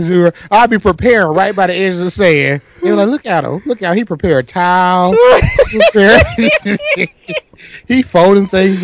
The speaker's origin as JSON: {"language": "English", "region": "Michigan", "country": "United States", "said": "I'm from Michigan."}